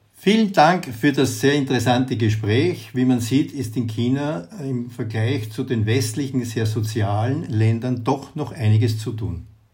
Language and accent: German; Austria; bei uns in Österreich